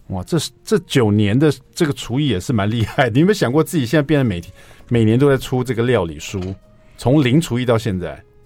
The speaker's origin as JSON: {"language": "Chinese", "country": "Taiwan", "said": "可能是我们台湾人最爱的这个香辛香料的香味了。"}